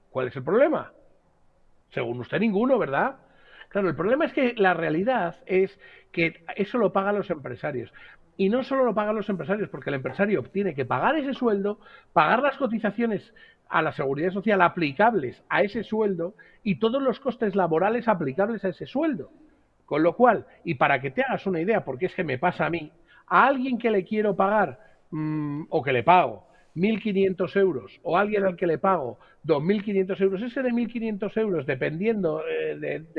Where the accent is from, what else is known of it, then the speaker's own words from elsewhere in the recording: Spain; en algún momento o en algún periodo puede ser motivo de acomplejar a uno como español.